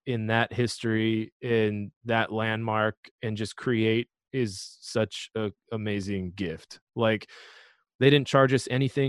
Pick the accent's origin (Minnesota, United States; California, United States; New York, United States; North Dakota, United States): North Dakota, United States; Fargo; now in Kansas City, United States; my hometown of Fargo, North Dakota